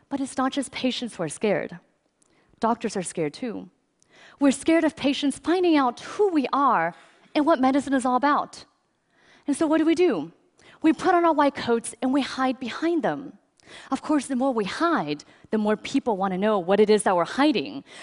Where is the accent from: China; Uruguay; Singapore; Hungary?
China; I grew up in China, and my earliest memories are of being rushed to the hospital because I had such bad asthma that I was there nearly every week.